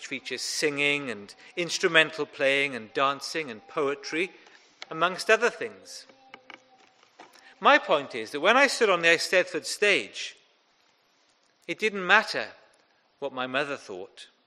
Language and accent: English; Welsh, Wales, United Kingdom; I'm also Welsh.